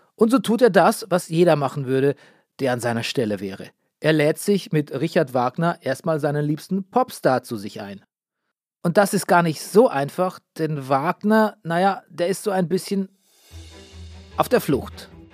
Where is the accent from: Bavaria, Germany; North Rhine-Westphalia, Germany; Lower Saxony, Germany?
Bavaria, Germany; in meinem Heimatland Bayern.